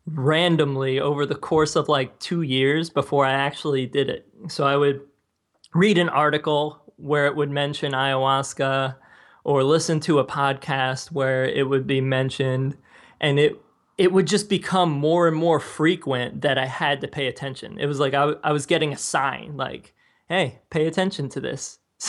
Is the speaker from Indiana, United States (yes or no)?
no; New Jersey, United States; I grew up in New Jersey, and a lot of people were Christian, particularly like Roman Catholic.